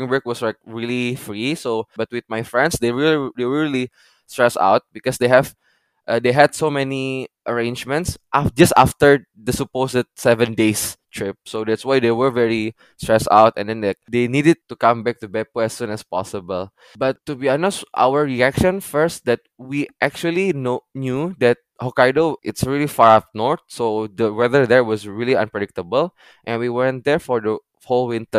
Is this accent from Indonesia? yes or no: yes; Indonesia; now in Japan; I'm from Indonesia.